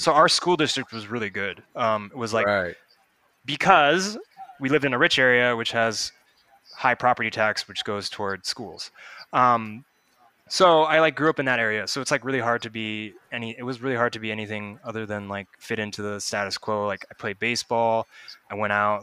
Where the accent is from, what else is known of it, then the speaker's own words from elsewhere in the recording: Sammamish, Washington, United States; I grew up in Sammamish